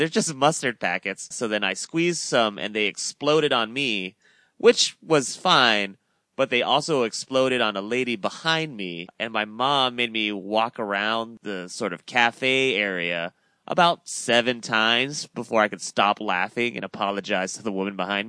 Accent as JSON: {"language": "English", "country": "Guam", "tie": "born or raised there", "said": "I grew up on Guam, so often I was shopping in military bases"}